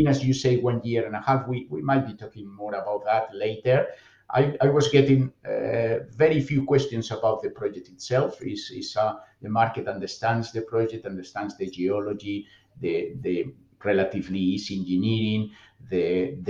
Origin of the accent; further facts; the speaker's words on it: Bilbao, Basque Country, Spain; moved away as an adult; I was born and raised in Bilbao